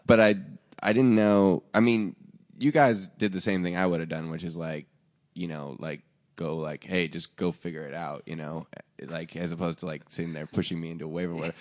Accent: Portland, Oregon, United States; moved away; also born or lived in Seattle, Washington; I grew up in, like, you know, a trailer park outside of Portland, Oregon, and then in, like, Seattle

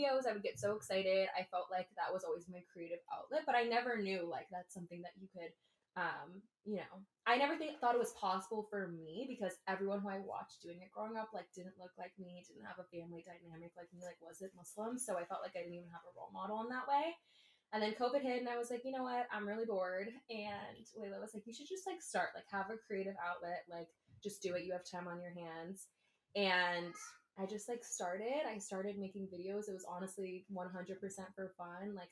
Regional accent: Southern California, United States; I'm from SoCal

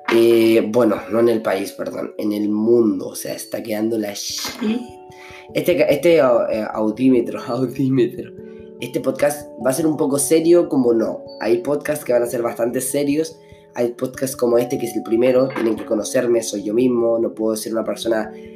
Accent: Chile; soy de Chile

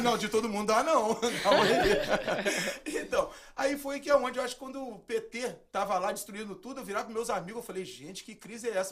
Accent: Brazil; moved away as an adult; now in United States; A gente veio do Brasil

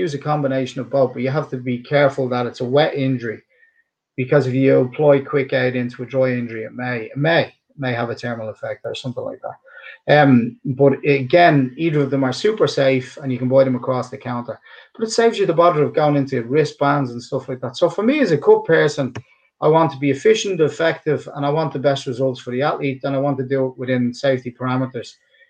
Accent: Dublin, Leinster, Ireland; accent: Dublin; speak with this Dublin accent. Some of us do and some of us don't. Some of us have polished up accent. My accent is polished up now in comparison to what it was.

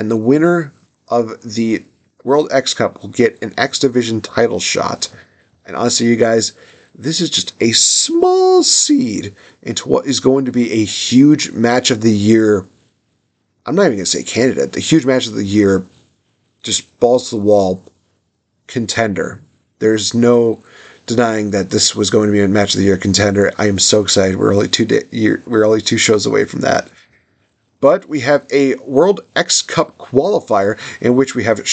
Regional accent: United States; I'm American

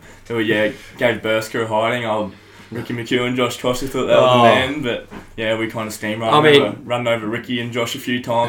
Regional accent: Yeppoon, Queensland, Australia; also born or lived in Rockhampton; I lived in Rocky till like 3 or something, then moved down to Yeppoon, done all my school and down Yeppoon, primary school and kindergarten and whatnot, and then up to Rocky in year 8 or whatever it is, 12.

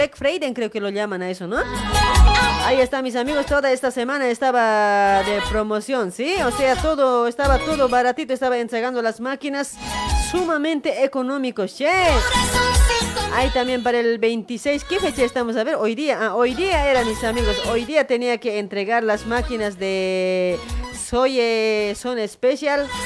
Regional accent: La Paz, Bolivia; now in Argentina; Sí, sí, yo soy de La Paz y vivo acá en Argentina

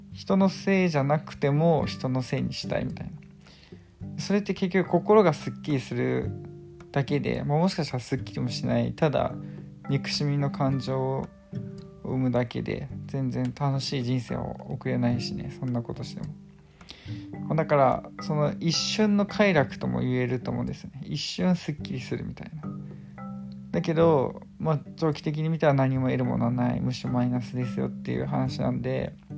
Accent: Chiba, Japan; 私の地元千葉なんですけど

